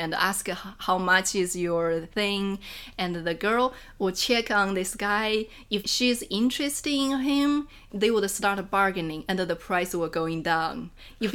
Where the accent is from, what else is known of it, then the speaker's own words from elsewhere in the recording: Enshi, Hubei, China; English is a second language; moved away as an adult; now in Chengdu, China; I come from Hubei, Enshi. Hubei Enshi is a Miao and a Tujia minority region. And I come from a very small village in Enshi.